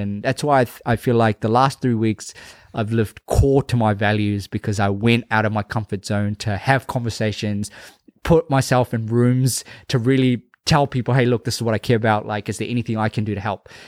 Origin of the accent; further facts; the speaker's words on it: Fiji; moved away; after going to Fiji, spending some time in my hometown